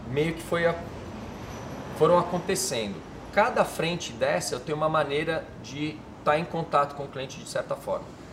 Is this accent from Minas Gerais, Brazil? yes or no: yes; Minas Gerais, Brazil; moved away; also born or lived in Miami / São Paulo / Israel / London; eu morava em Minas